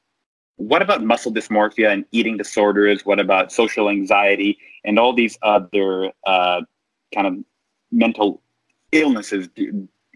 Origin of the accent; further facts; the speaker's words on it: Canada; moved away as an adult; now in United States; I'm Canadian